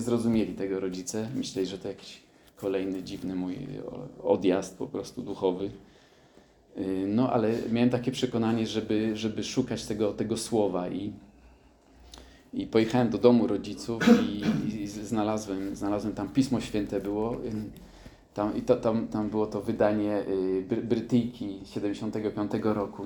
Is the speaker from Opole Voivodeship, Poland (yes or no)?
no; Krynica-Zdrój, Lesser Poland, Poland; urodziłem się na południu Polski, w Krynicy Zdrój